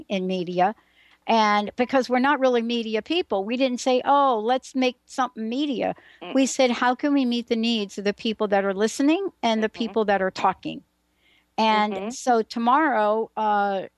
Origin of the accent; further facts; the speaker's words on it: New York City, New York, United States; I'm a girl from the Bronx that stuttered most of her teenage years